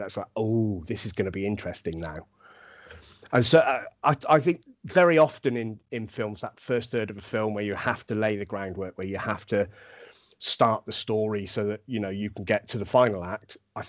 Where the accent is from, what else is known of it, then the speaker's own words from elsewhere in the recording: Germany; I grew up in Germany on a RAF camp that also had Americans on there